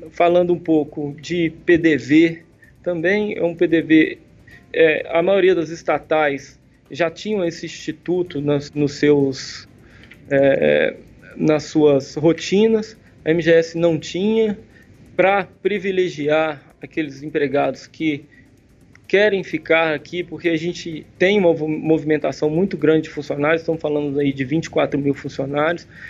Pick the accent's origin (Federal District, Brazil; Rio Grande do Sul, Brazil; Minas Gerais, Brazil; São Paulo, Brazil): Federal District, Brazil; Brasília; moved away as an adult; now in Belo Horizonte, Brazil; Sou daqui de Belo Horizonte, minha família toda é de Belo Horizonte, meus pais são daqui também. Morei minha infância em Brasília